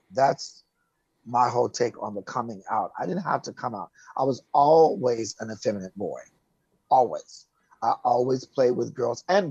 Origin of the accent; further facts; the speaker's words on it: Oak Park, Illinois, United States; moved away as an adult; also born or lived in Chicago, Illinois; now in California, United States; I am from Chicago, born and raised Chicago, Illinois, west side of the city, but I kind of grew up in a suburb called Oak Park.